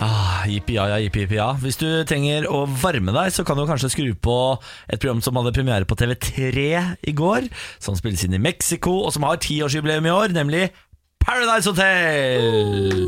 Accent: Bergen, Vestland, Norway; Jeg er 20 år og jeg er fra Bergen.

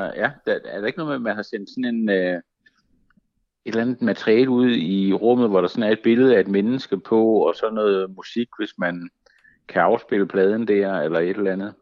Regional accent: Funen, Southern Denmark, Denmark; moved away; also born or lived in Zealand; jeg var fra Fyn oprindeligt

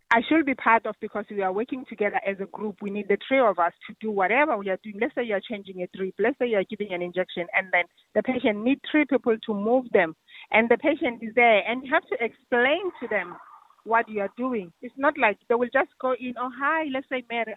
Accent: South Africa; now in Ireland; I'm not Irish, I'm South African.

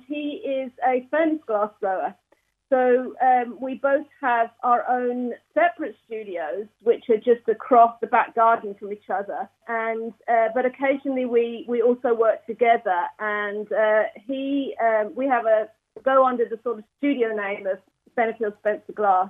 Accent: Hertfordshire, East of England, United Kingdom; moved away as an adult; also born or lived in Edinburgh, United Kingdom; now in Northern Ireland, United Kingdom; originally I'm from Hertfordshire

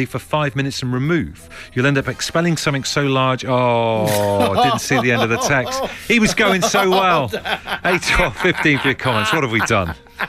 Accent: Ellesmere Port, North West England, United Kingdom; I was born in Elmsmere Port.

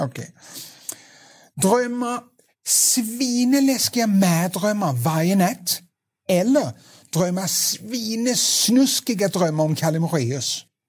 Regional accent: Denmark; accent: Danish; Swedish is a second language; moved away; jag är dansk, det kan bli en liten, svag dansk brytning

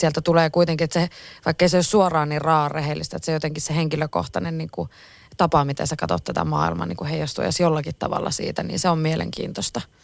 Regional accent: Oulu, North Ostrobothnia, Finland; also born or lived in Kempele / Utajärvi; mä oon Oulusta

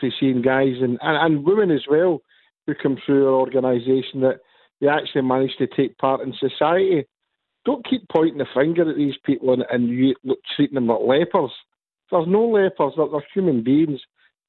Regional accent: Glasgow, Scotland, United Kingdom; moved away; I'm from Partick originally, from Hugh's old place. You know, I talk just the way I talk.

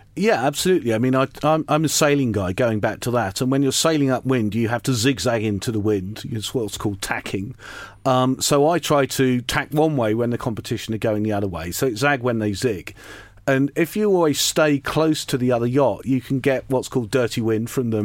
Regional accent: Lowestoft, East of England, United Kingdom; I grew up in Lowestoft in Suffolk and went to comprehensive school there

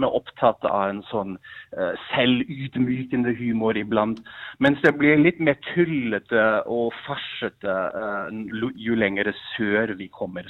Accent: Germany; Norwegian is a second language; now in Norway; Jeg kommer jo fra Tyskland

